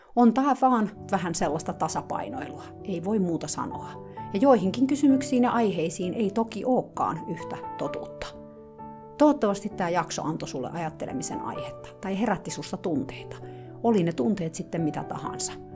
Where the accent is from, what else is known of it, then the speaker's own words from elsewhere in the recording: Finland; now in United States; Mä oon Suomesta